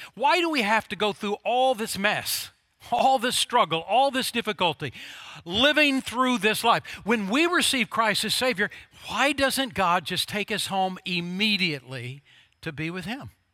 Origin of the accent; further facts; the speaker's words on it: Oklahoma, United States; when I was a grade schooler growing up in Oklahoma